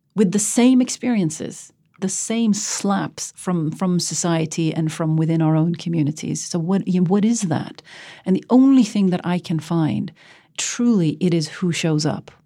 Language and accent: English; Norway; moved away as an adult; born and raised in the West like me